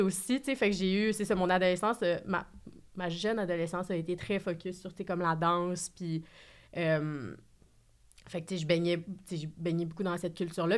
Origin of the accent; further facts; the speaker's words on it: Saguenay, Quebec, Canada; moved away; also born or lived in Montreal; je viens de Saguenay